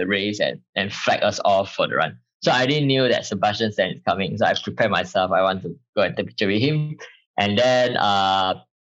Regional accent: Malaysia; I'm from Malaysia.

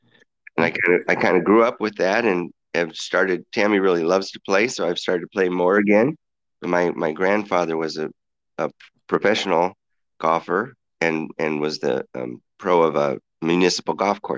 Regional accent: Danville, Illinois, United States; moved away as an adult; also born or lived in Brazil, Indiana / Indianapolis, Indiana; now in Lansing, United States; I was born in Brazil, Indiana. And then my family moved to Danville, Illinois. And I graduated from high school there.

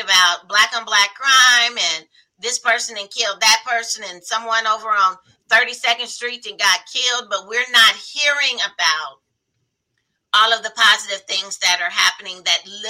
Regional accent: Indianapolis, Indiana, United States; I grew up in Indianapolis off of 32nd and College area

